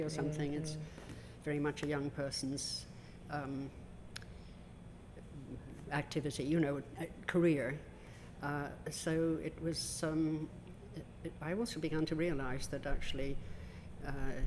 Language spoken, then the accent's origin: English; Dublin, Leinster, Ireland; I grew up in Dublin, in a suburb of the city